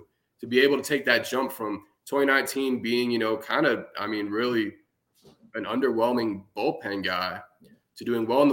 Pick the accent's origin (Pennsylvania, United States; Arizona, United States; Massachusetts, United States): Arizona, United States; Phoenix; I'm actually from Phoenix. I actually still live there.